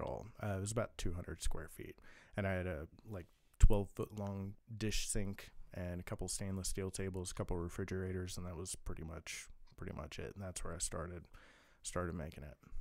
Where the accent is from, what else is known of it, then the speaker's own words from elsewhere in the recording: Kansas City, Missouri, United States; moved away as an adult; also born or lived in Blue Valley; now in California, United States; I'm from Kansas City, born and raised